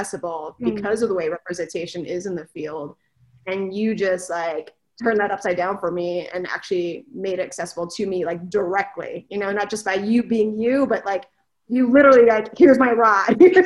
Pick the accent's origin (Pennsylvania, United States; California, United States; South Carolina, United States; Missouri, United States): California, United States; moved away; I am originally from California